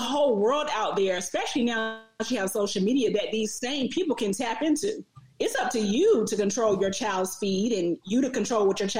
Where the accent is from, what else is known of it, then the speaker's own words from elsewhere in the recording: Atlanta, Georgia, United States; I'm from Southwest Atlanta. I got family from all over